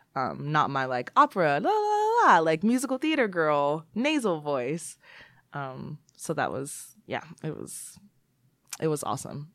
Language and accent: English; Texas, United States; moved away as an adult; now in Seattle, United States; I am from Texas. I grew up with a single mother household